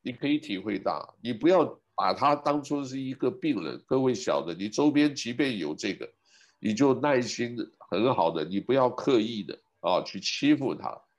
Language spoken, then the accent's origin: Chinese; Taiwan; now in United States; 因为在美国啊，这个是那个时候我刚从台湾来的时候很保守